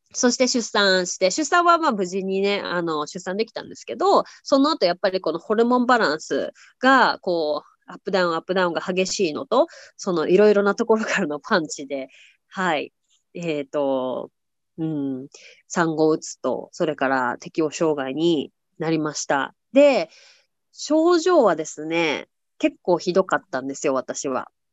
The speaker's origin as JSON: {"language": "Japanese", "region": "Tokyo", "country": "Japan", "tie": "born or raised there", "moved": "as an adult", "lives_now": "United States", "said": "私は日本の東京出身なんですけど"}